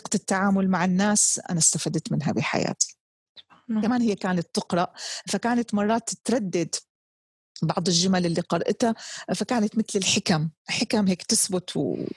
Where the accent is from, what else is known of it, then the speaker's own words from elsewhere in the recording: Damascus, Damascus Governorate, Syria; now in Jeddah, Saudi Arabia; كوني نشات في دمشق